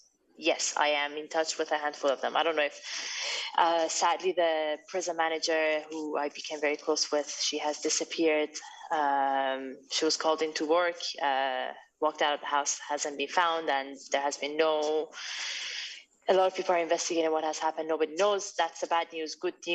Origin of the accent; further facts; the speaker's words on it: Iran; I mean, I returned to my home country. I was born in Iran, raised partially there, went abroad, and then eventually went back.